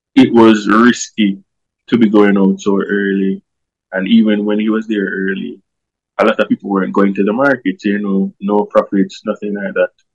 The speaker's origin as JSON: {"language": "English", "region": "Kingston", "country": "Jamaica", "tie": "born or raised there", "said": "I grew up in Tivoli Gardens"}